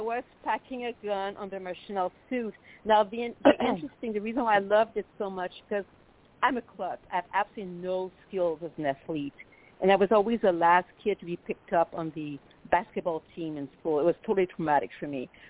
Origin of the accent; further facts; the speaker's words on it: Quebec City, Quebec, Canada; accent: French Canadian; first language French; English is a second language; moved away as an adult; now in United States; I'm from, as you can tell, I'm French native from Quebec City